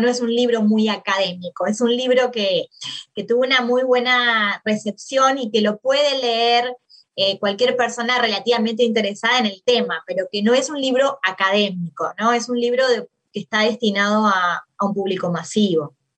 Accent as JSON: {"language": "Spanish", "region": "Maldonado", "country": "Uruguay", "tie": "born or raised there", "also_born_or_lived": "Montevideo, Uruguay / Argentina", "moved": "as an adult", "said": "soy uruguaya, nací en Uruguay, en una ciudad en, Maldonado, en la, no en la capital"}